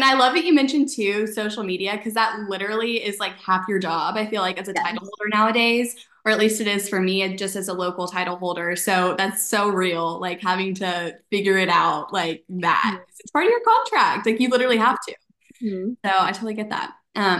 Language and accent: English; Dallas, Texas, United States; moved away as an adult; now in Oxford, Mississippi, United States; I'm from Dallas, Texas, but I go to college in Oxford, Mississippi